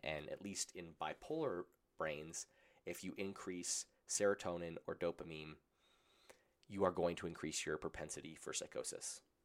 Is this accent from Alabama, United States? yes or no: no; Colorado, United States; I grew up in Colorado where it was legal